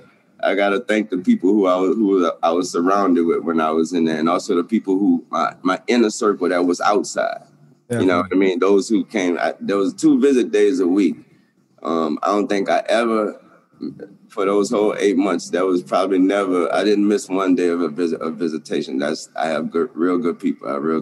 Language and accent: English; the South, United States; cold, man. I'm from the South, man.